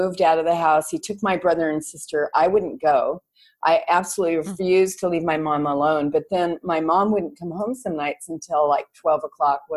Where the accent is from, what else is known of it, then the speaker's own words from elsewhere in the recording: Los Angeles, California, United States; now in Koh Phangan, Thailand; I'm a Valley girl and brought up in the San Fernando Valley in California